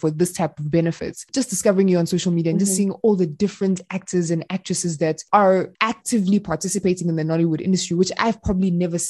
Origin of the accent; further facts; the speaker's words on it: South Africa; I'm Congolese, but I was born and raised in South Africa.